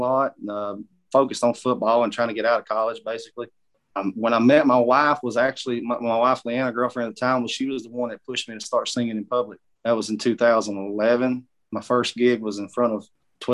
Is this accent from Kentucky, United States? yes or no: yes; Pineville, Kentucky, United States; moved away as an adult; now in Alabama, United States; I was born in Pineville, Kentucky, at the Pineville Hospital, and grew up on Highway 92, right there on Greasy Creek, my whole life until we basically moved down here to Alabama